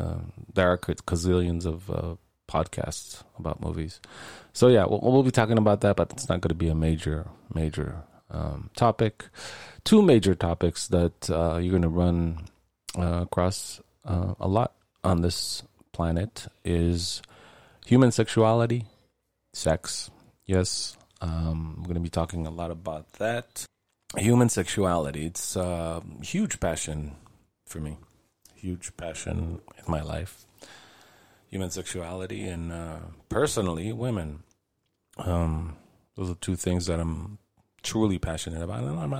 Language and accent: English; Israel; born there; I was religious when I was younger, Jewish, obviously, if I was born in Israel, I guess.